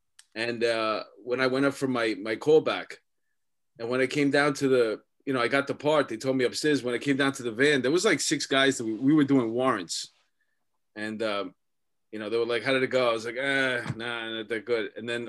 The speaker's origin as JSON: {"language": "English", "town": "New York City", "region": "New York", "country": "United States", "tie": "born or raised there", "said": "You see, I came from Astoria"}